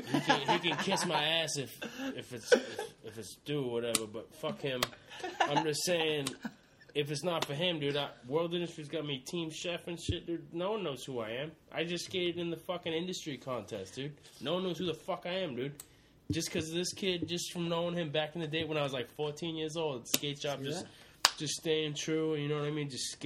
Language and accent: English; Massachusetts, United States; I'm from Massachusetts.